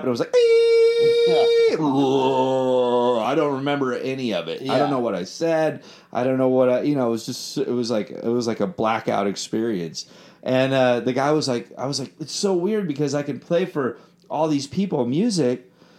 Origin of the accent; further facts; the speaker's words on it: London, United Kingdom; I was like, "I'm from London. We just love American music, and we just do this."